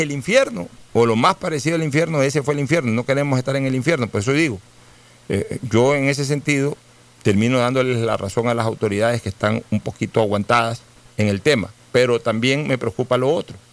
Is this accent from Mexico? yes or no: no; Guayaquil, Guayas, Ecuador; somos orgullosamente guayaquileños, por eso nos sentimos orgullosamente guayaquileños